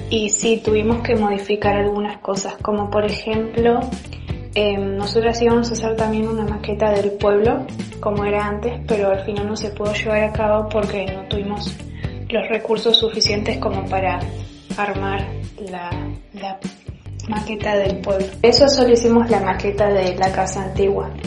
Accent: Lago Puelo, Chubut, Argentina; nuestro pueblo

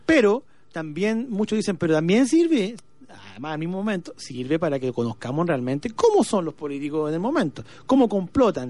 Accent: Illapel, Coquimbo, Chile; soy de Yapel

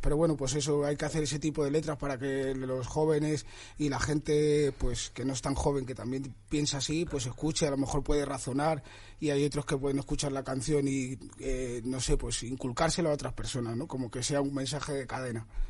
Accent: Madrid, Community of Madrid, Spain; yo soy de Vallecas

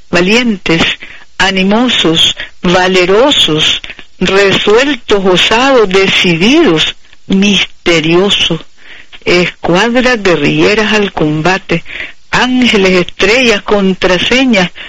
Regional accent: Nicaragua; somos nicaragüenses comprometidos con la revolución y la evolución.

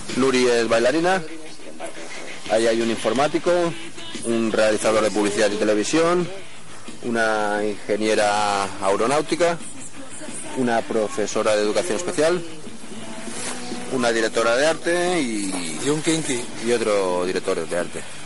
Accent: Madrid, Community of Madrid, Spain; de Madrid

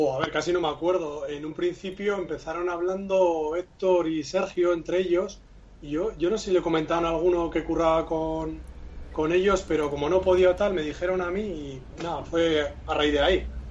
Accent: Basque Country, Spain; aunque yo no me considero vasco, pero bueno, somos, somos muy nuestros

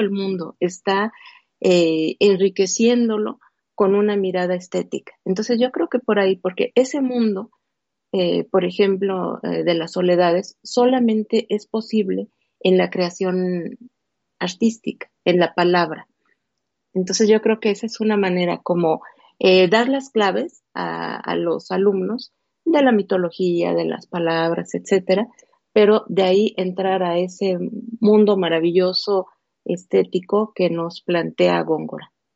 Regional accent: Mexico; como mexicana

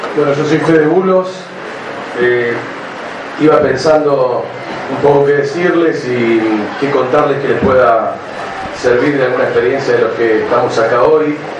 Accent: Berisso, Buenos Aires Province, Argentina; moved away as an adult; now in La Plata, Argentina; yo vivo acá en La Plaza soy de Berizo, pero vivo acá hace 20 años

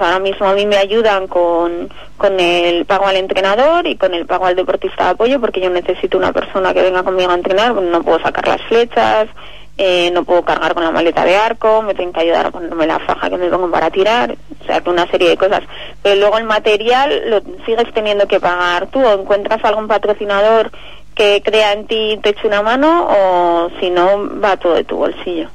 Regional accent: Gijón, Asturias, Spain; moved away as an adult; also born or lived in Madrid; now in Colmenar Viejo, Spain; totalmente afincada en Madrid, pero soy asturiana

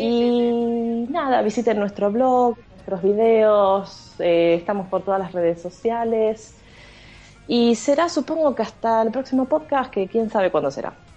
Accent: Argentina; somos argentinas

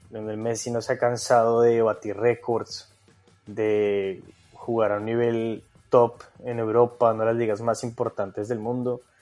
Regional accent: Colombia; moved away as an adult; now in Australia; Bueno, yo, yo salí de Colombia con la idea de, de seguir haciendo periodismo deportivo aquí en Australia, ¿no?

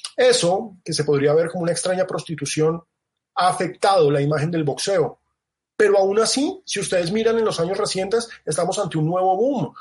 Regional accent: Colombia

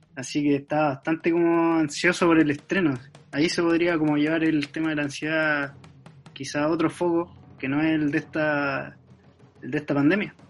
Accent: Talca, Maule, Chile; soy de Talca, nací y criado en Talca

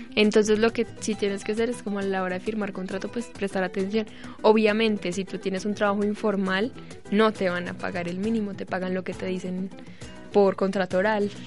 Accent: Colombia; soy de allá

